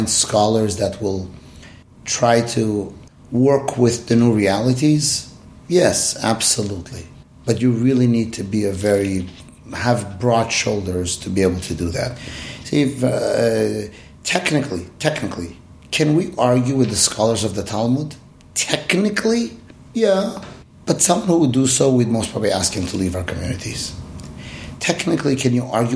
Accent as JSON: {"language": "English", "country": "Iran", "tie": "born or raised there", "moved": "yes", "said": "When I grew up in Iran"}